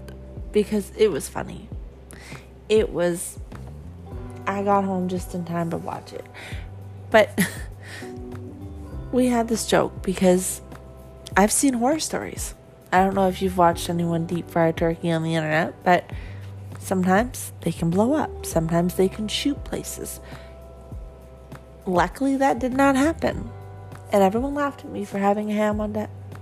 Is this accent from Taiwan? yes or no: no; Canada; I'm Canadian